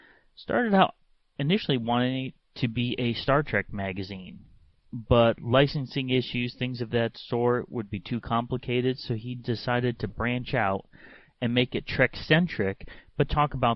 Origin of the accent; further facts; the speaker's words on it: Hamden, Connecticut, United States; I grew up in Hamden, Connecticut